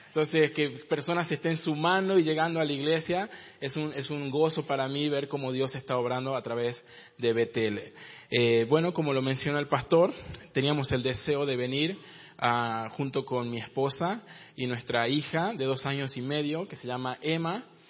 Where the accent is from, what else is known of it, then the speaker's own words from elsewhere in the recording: San Pedro de Jujuy, Jujuy, Argentina; moved away as an adult; also born or lived in Iquique, Chile; now in Santiago, Chile; soy de San Pedro de Jujuy